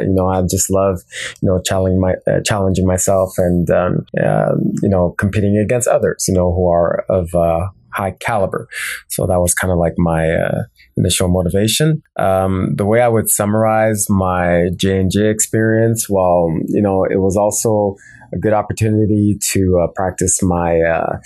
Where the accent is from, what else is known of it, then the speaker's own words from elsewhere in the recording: Montreal, Quebec, Canada; I'm from Montreal, Quebec, Canada